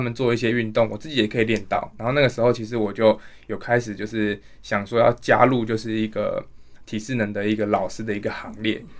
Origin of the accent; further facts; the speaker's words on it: Tainan, Taiwan; moved away; 我本身是台南人